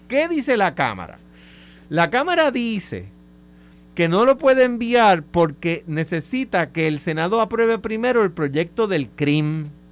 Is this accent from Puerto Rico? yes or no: yes; Puerto Rico; como puertorriqueño